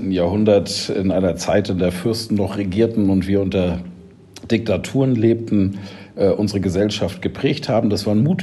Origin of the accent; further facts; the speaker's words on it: Schleswig-Holstein, Germany; Ich bin in einem Dorf in Schleswig-Holstein groß geworden, als Sohn eines Landwirts.